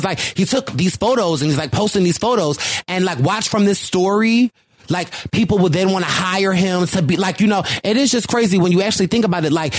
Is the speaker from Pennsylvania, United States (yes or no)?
yes; Philadelphia, Pennsylvania, United States; I'm from Philly